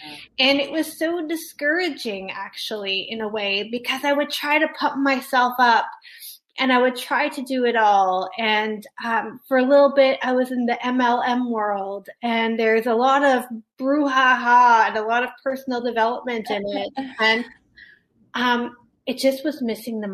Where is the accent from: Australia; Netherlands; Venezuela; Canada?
Canada; I'm Canadian